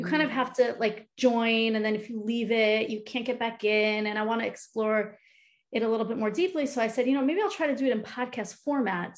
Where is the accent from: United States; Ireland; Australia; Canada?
United States; Long Island, New York; moved away as an adult; now in Cleveland, United States; I am originally from New York, Long Island. Grew up there